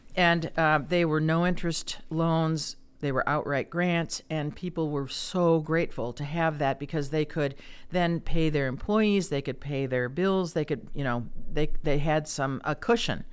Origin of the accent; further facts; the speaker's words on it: Chicago, Illinois, United States; moved away as an adult; also born or lived in Kansas / Iowa City, Iowa; now in Cedar Rapids, United States; I'm from the Chicago area